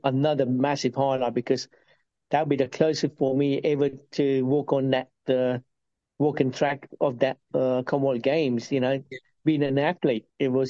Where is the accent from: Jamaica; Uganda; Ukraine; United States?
Uganda; also born or lived in United Kingdom; now in Australia; My bit of background, I'm originally from Uganda, and then got turfed out of Uganda in 72 by lovely Idi Amin, dictator. And that's when the UK opened their open arms and took us in.